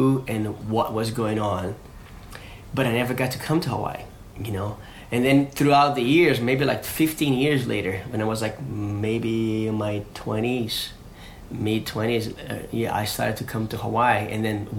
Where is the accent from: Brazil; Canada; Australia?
Brazil; Rio de Janeiro; I grew up in Rio